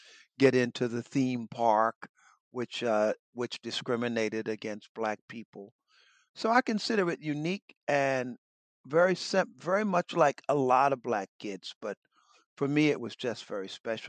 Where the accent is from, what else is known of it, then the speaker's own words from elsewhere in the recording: United States; moved away as an adult; also born or lived in Baltimore, Maryland / Washington, D.C. / Virginia; now in Philadelphia, United States; I'm the son of a minister. And my father was a Methodist minister in Baltimore and Washington. And I had the opportunity of kind of growing up, you know, surrounded by very good people or people who wanted to be very good.